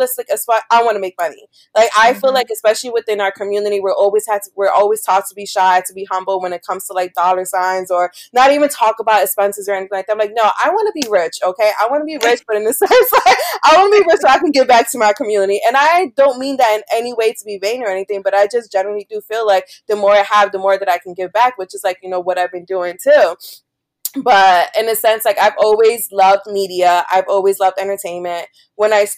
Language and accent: English; Philadelphia, Pennsylvania, United States; I'm from Philly.